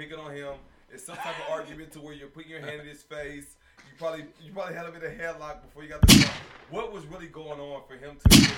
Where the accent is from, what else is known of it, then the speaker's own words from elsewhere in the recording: Houston, Texas, United States; I'm from Houston. I'm a real bitch. I'm from the South Side.